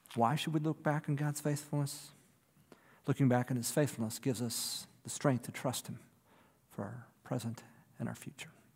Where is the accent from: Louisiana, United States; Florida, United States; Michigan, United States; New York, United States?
Michigan, United States; Detroit; As a kid, I grew up in the Detroit area